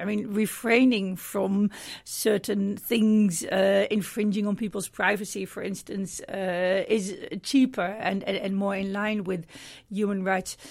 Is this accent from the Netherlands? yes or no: yes; Middelburg, Zeeland, Netherlands; I'm from Middelburg in the, in the Netherlands